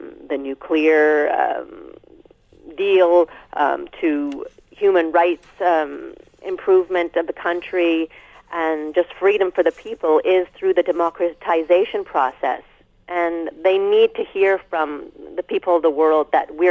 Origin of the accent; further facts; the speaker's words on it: Canada; as a Canadian